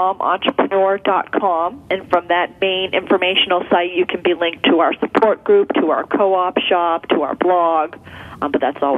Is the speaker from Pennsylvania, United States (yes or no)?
yes; Philadelphia, Pennsylvania, United States; now in Indianapolis, United States; No, I'm from Philadelphia, but my husband and I moved to Indianapolis 2 years ago.